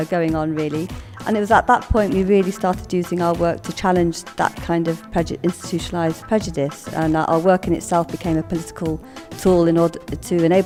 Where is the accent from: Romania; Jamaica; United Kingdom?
United Kingdom; young Asians growing up in Britain at that time.